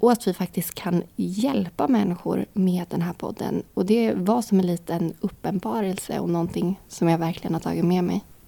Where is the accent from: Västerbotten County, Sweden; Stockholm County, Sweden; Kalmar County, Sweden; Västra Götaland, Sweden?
Kalmar County, Sweden; Vimmerby; jag är från Vimmerby